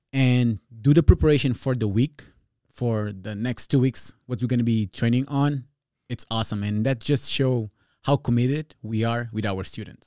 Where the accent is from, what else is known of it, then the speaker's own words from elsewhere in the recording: Portugal; first language Portuguese Creole; English is a second language; also born or lived in New Jersey, United States; now in California, United States; I'm originally from Portugal, from a, a neighborhood, like, tough neighborhood.